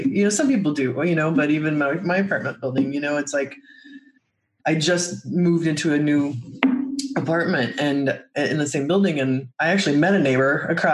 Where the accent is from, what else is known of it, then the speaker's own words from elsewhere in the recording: Midwest, United States; I grew up in the Midwest